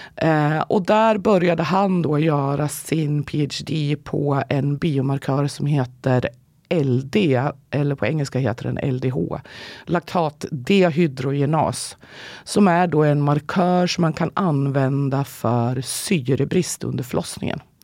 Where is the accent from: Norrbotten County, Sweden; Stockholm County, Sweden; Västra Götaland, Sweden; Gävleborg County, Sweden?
Gävleborg County, Sweden; Gävle; jag kommer faktiskt från Gävle och inte från Karlstad